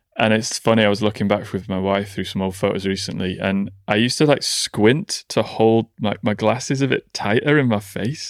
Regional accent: Nantwich, North West England, United Kingdom; born or raised there

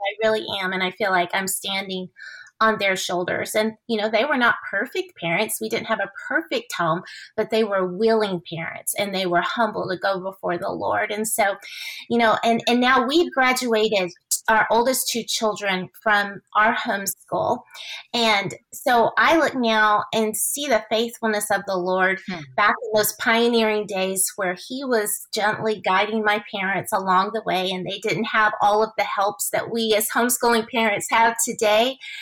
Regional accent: Houston, Texas, United States; i grew up in the city of houston

